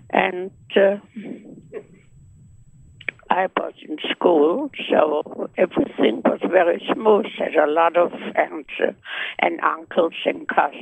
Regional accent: Vienna, Austria; moved away; I was born in Vienna, Austria. I had a wonderful childhood

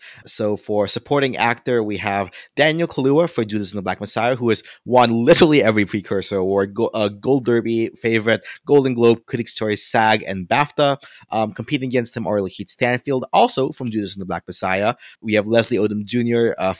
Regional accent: Philippines; I'm not of Indian heritage, I'm Filipino, but there's also like a lot of parallels between, you know, having spent some time growing up in the Philippines

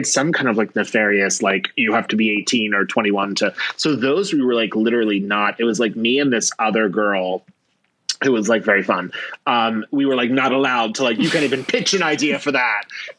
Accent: Philadelphia, Pennsylvania, United States; moved away; I'm from Philadelphia.

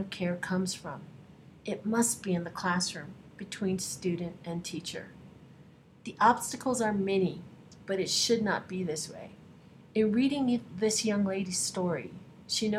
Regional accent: United States; I grew up on the Navajo Reservation

